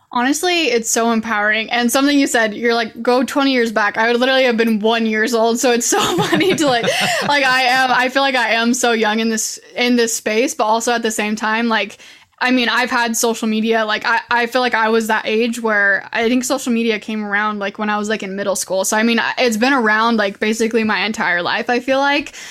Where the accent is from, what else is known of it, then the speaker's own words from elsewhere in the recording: Idaho, United States; moved away as an adult; now in Utah, United States; I'm originally from Idaho. That's where I was born and raised, and I'm currently living in Utah